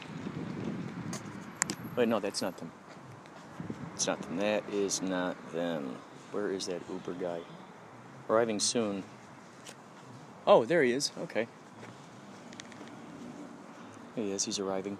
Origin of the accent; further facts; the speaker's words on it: Chicago, Illinois, United States; now in California, United States; I'm originally from Chicago